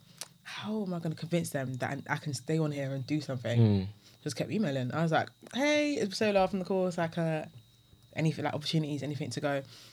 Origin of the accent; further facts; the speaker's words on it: London, United Kingdom; I'm from Dulwich